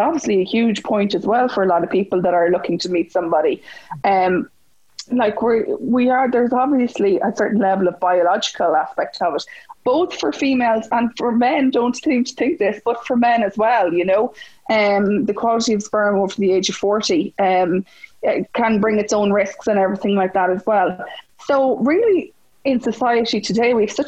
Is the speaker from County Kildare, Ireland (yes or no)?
no; Mullingar, Westmeath, Ireland; also born or lived in Dublin; I'm originally from Mullingar